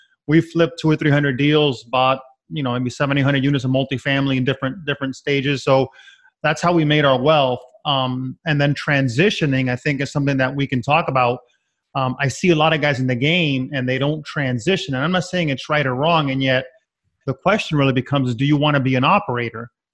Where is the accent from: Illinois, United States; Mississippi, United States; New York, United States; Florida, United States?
Florida, United States; Miami; also born or lived in Connecticut; Born and raised in Miami, went up to Connecticut to GE